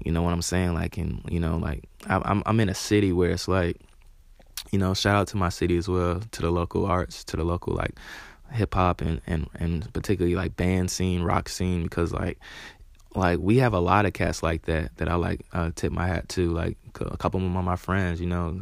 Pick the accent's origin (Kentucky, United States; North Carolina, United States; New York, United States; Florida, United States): North Carolina, United States; Charlotte; I'm from Charlotte